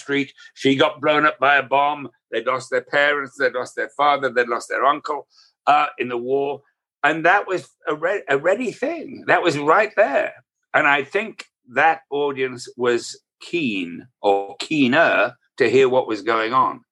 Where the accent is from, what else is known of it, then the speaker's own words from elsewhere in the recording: United Kingdom; I'm British.